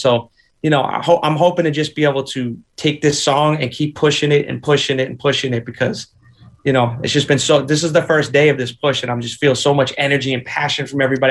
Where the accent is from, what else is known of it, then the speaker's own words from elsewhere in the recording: Boston, Massachusetts, United States; also born or lived in Nashville; I grew up in a three decker, triple decker